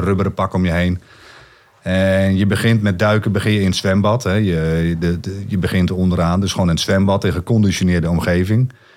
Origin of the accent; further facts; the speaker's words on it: Netherlands; als Nederlanders